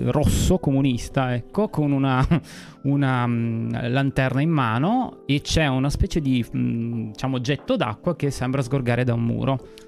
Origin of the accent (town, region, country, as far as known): Piedmont, Italy